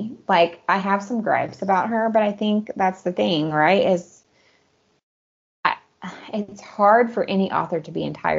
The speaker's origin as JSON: {"language": "English", "country": "United States", "moved": "as an adult", "said": "living as an American in overseas countries."}